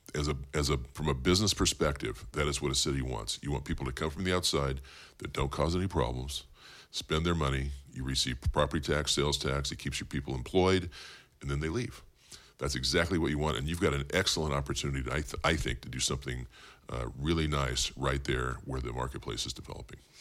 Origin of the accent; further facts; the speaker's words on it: Bakersfield, California, United States; also born or lived in San Jose; I was born in Bakersfield, born and raised in Bakersfield